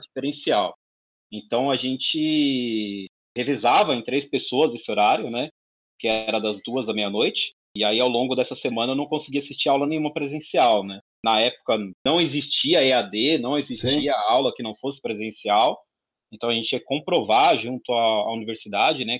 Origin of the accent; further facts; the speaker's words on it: São Paulo, Brazil; sou natural de São Paulo, capital, nasci na saúde, morei na saúde até os três anos de idade